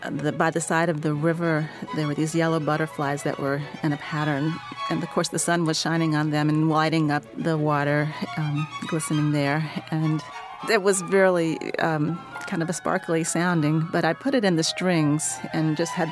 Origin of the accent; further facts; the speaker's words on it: North Carolina, United States; I'm from North Carolina, and I love the summer heat.